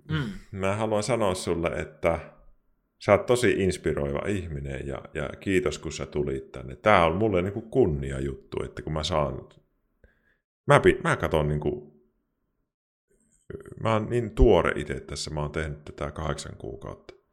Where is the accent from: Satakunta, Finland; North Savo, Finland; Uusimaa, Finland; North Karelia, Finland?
North Savo, Finland; Kuopio; accent: Savo; now in Pirkkala, Finland; Mutta siis mä oon kuopiolainen niin kuin alun perin.